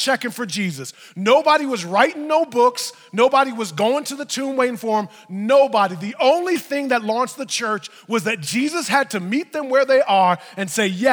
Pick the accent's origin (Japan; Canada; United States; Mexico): United States; New York; I'm from New York